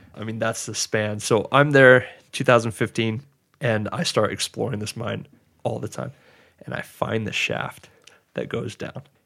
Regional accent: Georgia, United States; growing up in Georgia where, like, I didn't grow, it was flat ground

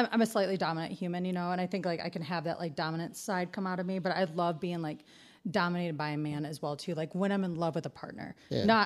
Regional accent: Detroit, Michigan, United States; I'm from Detroit

